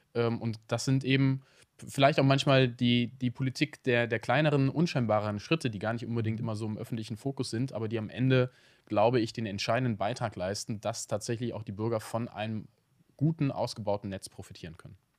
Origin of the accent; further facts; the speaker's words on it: Cologne, North Rhine-Westphalia, Germany; als Kölner